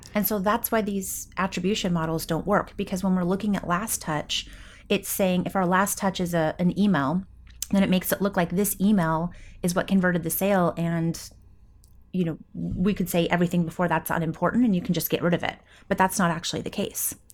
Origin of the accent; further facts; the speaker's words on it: Coeur d'Alene, Idaho, United States; in my hometown, Coeur d'Alene, Idaho, northern Idaho